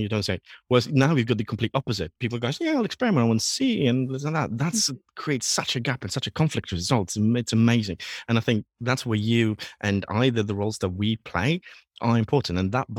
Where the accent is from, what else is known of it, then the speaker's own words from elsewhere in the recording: Poland; English is a second language; And especially I was born and raised in Poland